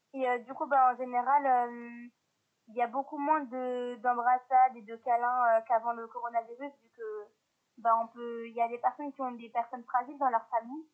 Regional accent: Lyon, Auvergne-Rhône-Alpes, France; Je viens de Lyon.

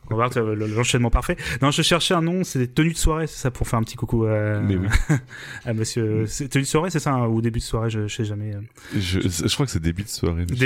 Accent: Normandy, France; on est normand

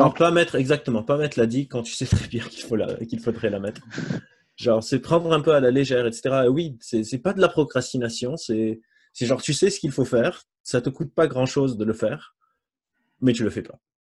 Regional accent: Lebanon; moved away; je suis libanais, j'ai grandi euh, là-bas

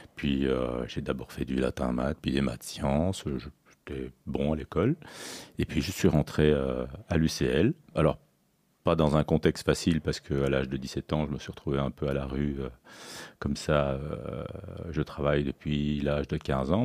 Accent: Belgium; also born or lived in Sicily / Toulouse; je suis né en Belgique. Je suis d'origine sicilienne, j'ai deux parents euh, d'origine sicilienne

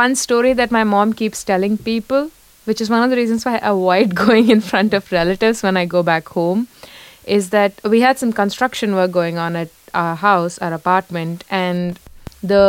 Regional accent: Delhi, India; now in Paris, France; I grew up in Delhi where during the summer, the temperature goes up to 48, 50.

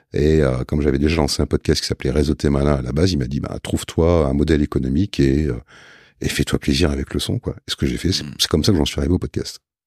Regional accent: Lille, Hauts-de-France, France; je suis lillois, euh, lillois à la base.

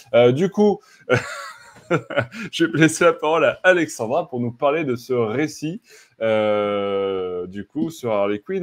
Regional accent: France; chez nous en France

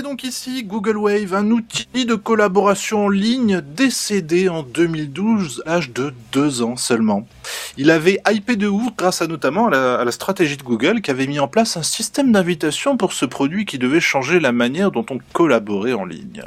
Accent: Normandy, France; je suis normand

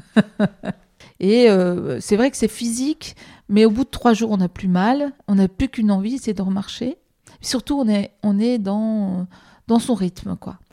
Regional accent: the Nord, Hauts-de-France, France; moved away as an adult; also born or lived in Marseille; now in Paris, France; À partir de l'âge de 9 ans, j'allais à vélo euh, à l'école. Et euh, je suis du Nord

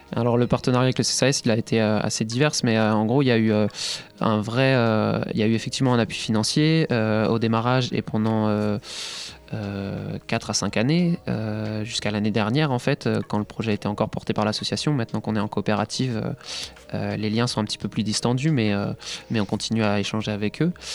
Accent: Nantes, Pays de la Loire, France; also born or lived in Paris; je suis revenu sur Nantes, qui est, ma région d'origine

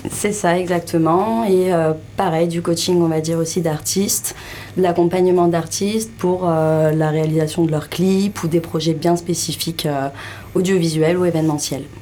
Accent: Île-de-France, France; Et tu es originaire d'où de région parisienne.

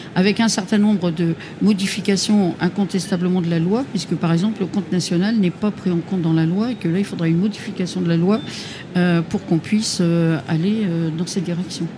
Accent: Hauts-de-France, France; je suis des Hauts-de-France

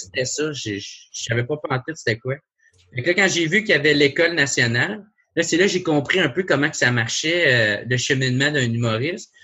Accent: Gatineau, Quebec, Canada; je viens de Gatineau, tu sais, c'est euh, à deux heures de Montréal, il n'y a, rien

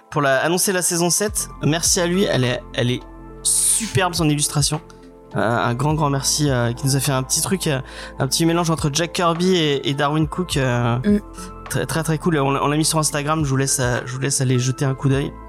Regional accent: Nouvelle-Aquitaine, France; accent: 86; j'ai un accent 86 peut-être.

